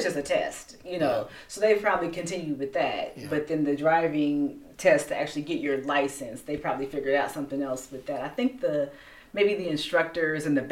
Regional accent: United States; as an American culture

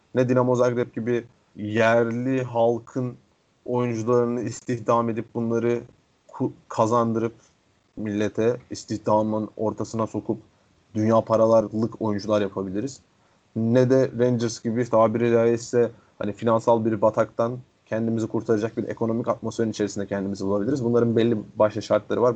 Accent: Istanbul, Turkey; Fatih, İstanbul doğumlu oluşum

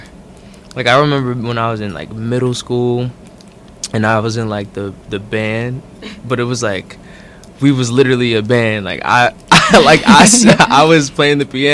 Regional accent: Newark, New Jersey, United States; I was born and raised in Newark, New Jersey. Brick City. Yeah. South Ward

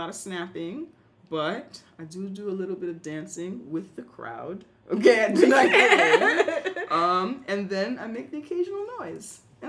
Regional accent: New York, United States; I'm not from Brooklyn, but I'm talking about as a black New Yorker from uptown who goes to Harlem, who goes to Brooklyn

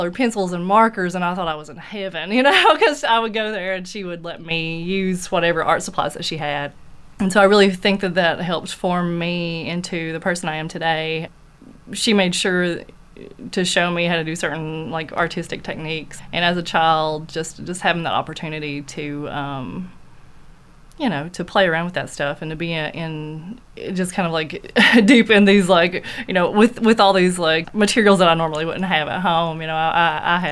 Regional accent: Knott County, Kentucky, United States; I'm from Knott County, and that's where she still lives

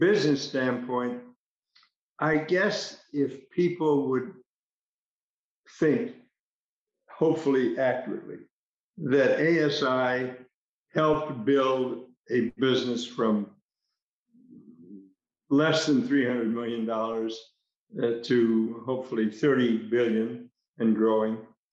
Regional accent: United States; being an American

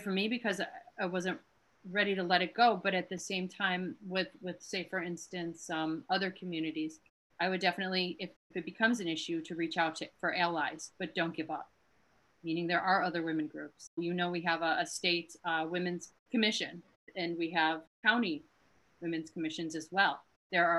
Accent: Chicago, Illinois, United States; now in Somerville, United States; I'm originally from Chicago

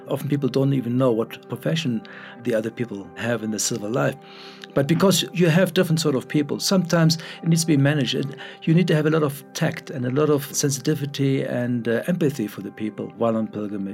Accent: Germany; now in Cape Town, South Africa; Born in Germany, but, uh, uh, very much a South African now, uh, even though my accent doesn't sound like it.

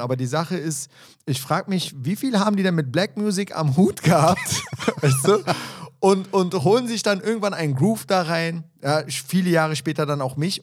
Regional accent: Berlin, Germany; Ich kam da rein als Berliner Junge

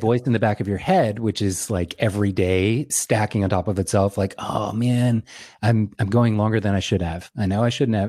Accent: Lynchburg, Virginia, United States; I grew up in central Virginia

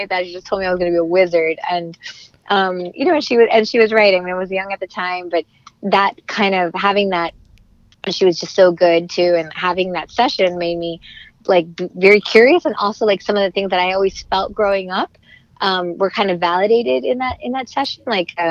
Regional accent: Miami, Florida, United States; moved away as an adult; also born or lived in Los Angeles; I'm from Miami, grew up there. I'm Cuban

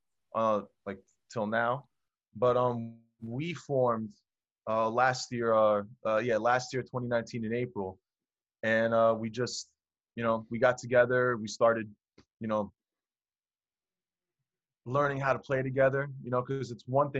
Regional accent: New Jersey, United States; I'm also from North Jersey, and I'm 29 years old.

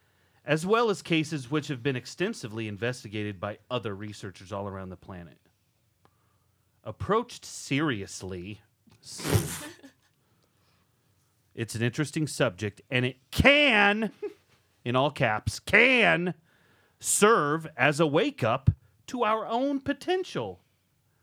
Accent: Iowa, United States; I'm from Iowa

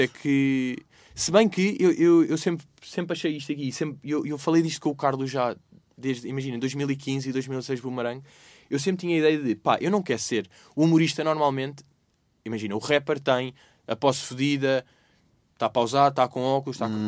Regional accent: Lisbon, Portugal; eu nasci no, uh, e vivi no Restelo

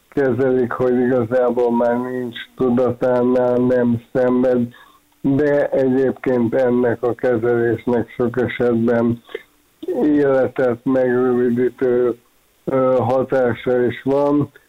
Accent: Hungary

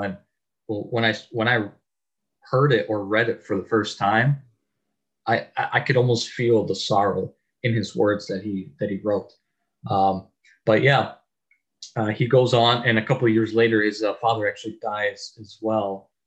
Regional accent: Chicago, Illinois, United States; I'm from Chicago

